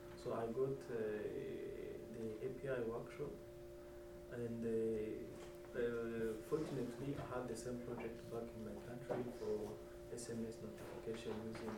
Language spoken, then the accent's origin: English; Rwanda; I'm from Africa. It's a country in the middle of Africa. The country is called Rwanda.